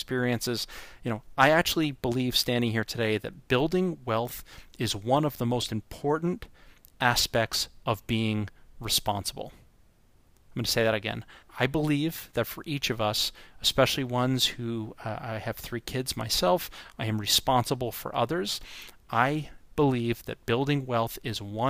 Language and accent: English; North Shore of Long Island, New York, United States; I grew up in on the North Shore of Long Island